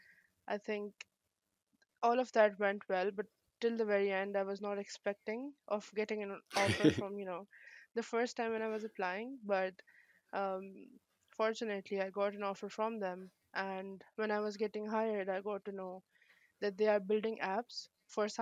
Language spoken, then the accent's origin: English; Pakistan; also born or lived in Islamabad, Pakistan; I was studying in Islamabad, yeah, Pakistan. I moved from my hometown, which is a bit away from here, because of better education.